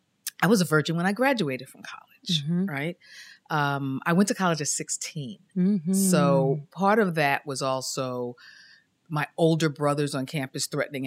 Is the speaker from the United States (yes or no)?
yes; Queens, New York, United States; I grew up in Queens, in South Ozone Park, South Jamaica, Queens, near Kennedy Airport.